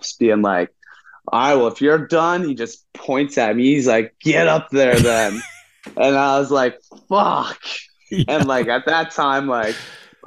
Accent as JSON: {"language": "English", "region": "Ontario", "country": "Canada", "tie": "born or raised there", "said": "growing up in Canada"}